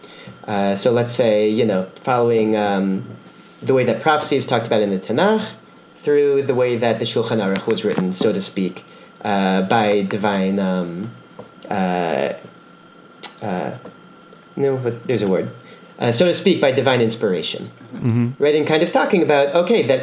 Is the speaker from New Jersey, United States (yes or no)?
yes; Teaneck, New Jersey, United States; moved away as an adult; now in Israel; I'm originally from Teaneck, New Jersey